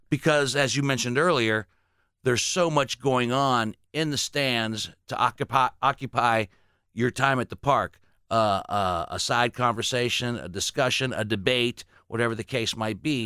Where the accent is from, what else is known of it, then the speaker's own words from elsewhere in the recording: Dolton, Illinois, United States; also born or lived in Gary, Indiana; I was born in Gary, lived in Chicago, suburb called Dalton